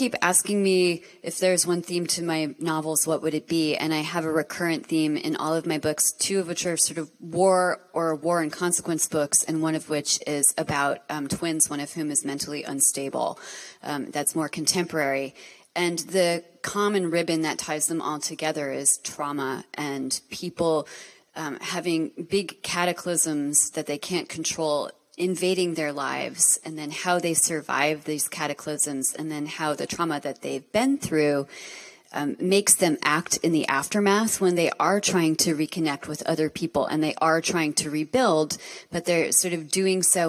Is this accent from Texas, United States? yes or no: no; Montclair, New Jersey, United States; I grew up in Montclair, New Jersey, which is like very flossy.